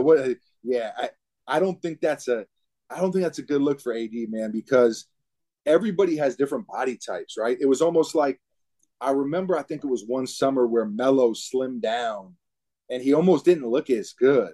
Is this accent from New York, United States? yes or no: yes; New York City, New York, United States; growing up in New York City, basketball is such a huge part of the culture